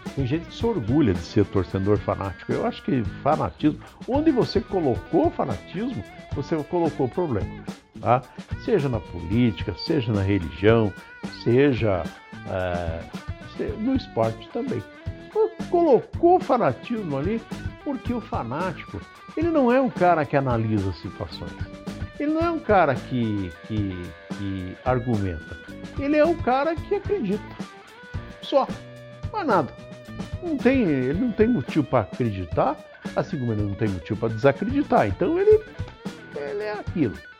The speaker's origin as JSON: {"language": "Portuguese", "country": "Brazil", "said": "Nós que somos brasileiros"}